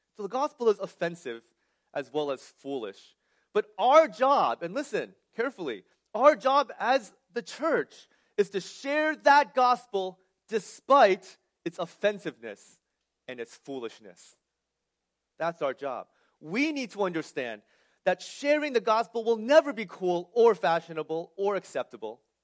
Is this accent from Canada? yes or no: no; New Jersey, United States; also born or lived in California; I was born and raised in New Jersey